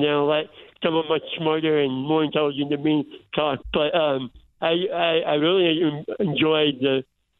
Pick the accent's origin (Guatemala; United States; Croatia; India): United States; South Florida; moved away; I remember growing up in South Florida